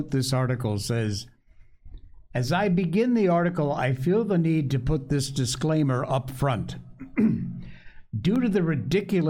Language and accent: English; Cornwall, Connecticut, United States; I am from Cornwall, Connecticut, born and raised there.